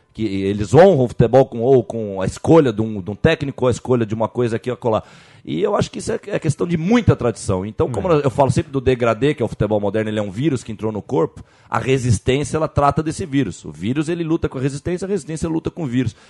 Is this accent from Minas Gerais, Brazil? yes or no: no; Jordanópolis, São Paulo, Brazil; Eu sou lá de Jordanópolis, da favela naval